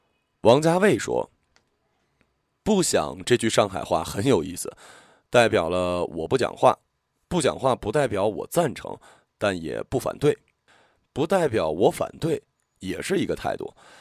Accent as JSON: {"language": "Chinese", "country": "Hong Kong", "said": "第一，呃，大家都懂，怕老婆，这是我们香港人常说的。"}